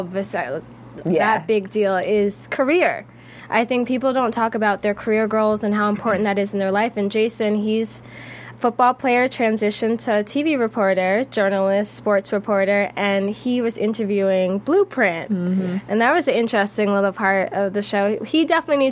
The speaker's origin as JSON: {"language": "English", "town": "Wellesley", "region": "Massachusetts", "country": "United States", "tie": "born or raised there", "said": "I grew up in Wellesley, Massachusetts"}